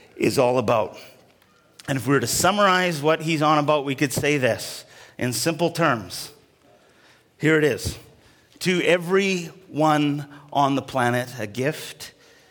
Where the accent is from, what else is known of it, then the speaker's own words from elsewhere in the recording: Alberta, Canada; I was growing up in Alberta, and so there was lots of snow